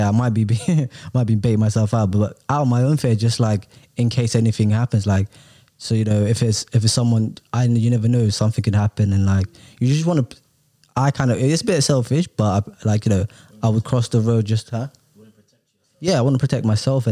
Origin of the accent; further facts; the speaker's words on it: London, United Kingdom; English is a second language; I'm quite a fast walker because I'm from London